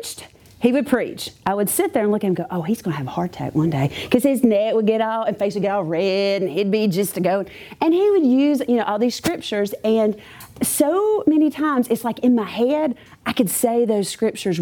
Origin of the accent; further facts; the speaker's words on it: Clanton, Alabama, United States; I grew up in Clanton, and I lived in a really cool neighborhood